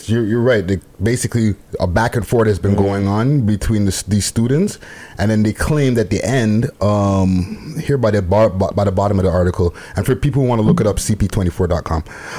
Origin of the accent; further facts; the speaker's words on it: Montreal, Quebec, Canada; I grew up in Montreal, so we dealt with a little bit, another layer of racism with the language stuff.